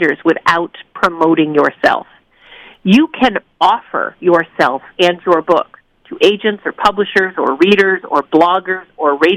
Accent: New England, United States; I'm from New England. We're very, you know, we don't say nice things about ourselves

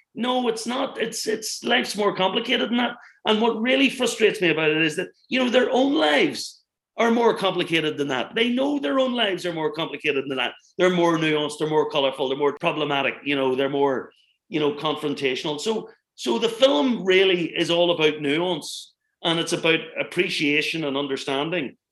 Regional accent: Northern Ireland, United Kingdom; where I come from, and I grew up in the Troubles here

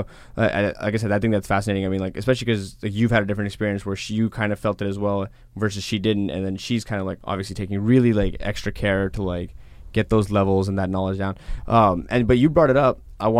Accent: Los Angeles, California, United States; Like, I'm from Los Angeles.

